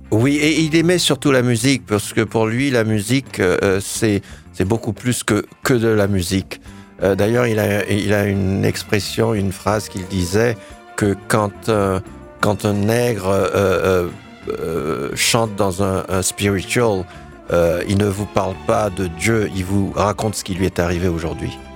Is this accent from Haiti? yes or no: yes; Haiti; en tant qu'haïtien, en tant que jeune noir